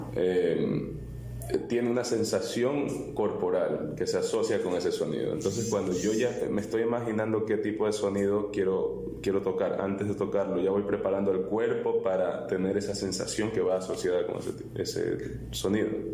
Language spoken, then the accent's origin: Spanish; Miami, Florida, United States; also born or lived in Ecuador; cuando me fui de Ecuador tenía ocho años y, terminé viviendo en, Miami. Y ahí en la escuela pública